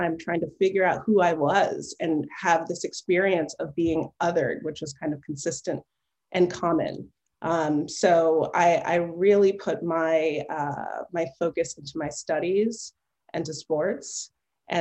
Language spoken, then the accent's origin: English; Connecticut, United States; also born or lived in Milwaukee, Wisconsin / Simsbury, Connecticut / Cheshire, Connecticut; now in Palo Alto, United States; I grew up in Connecticut, you know, two towns, Simsbury and Cheshire, Connecticut.